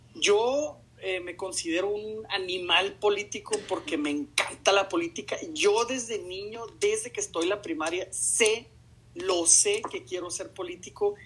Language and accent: Spanish; Mexico; moved away as an adult; also born or lived in Austria; nosotros somos como mexicanos